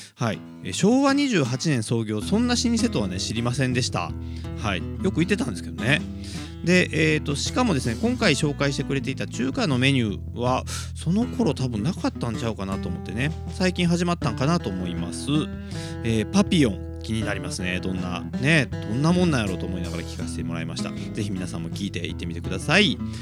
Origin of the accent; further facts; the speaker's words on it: Kobe, Hyogo, Japan; 神戸っ子